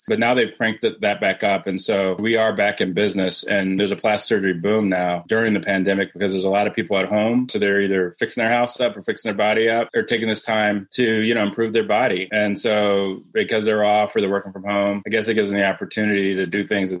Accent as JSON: {"language": "English", "town": "Cleveland", "region": "Ohio", "country": "United States", "moved": "as an adult", "lives_now": "Atlanta, United States", "said": "I'm from Cleveland"}